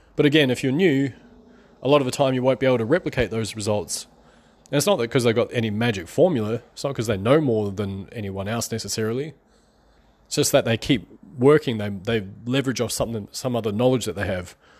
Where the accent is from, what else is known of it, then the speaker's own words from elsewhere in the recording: New Zealand; I'm from New Zealand